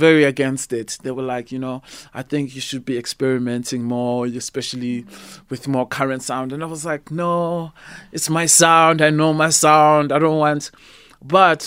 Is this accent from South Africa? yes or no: yes; South Africa; see myself as just a South African artist